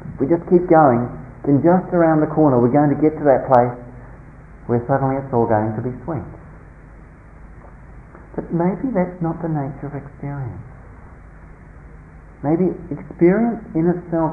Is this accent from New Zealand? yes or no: yes; New Zealand; growing up in New Zealand in a small, very conservative country town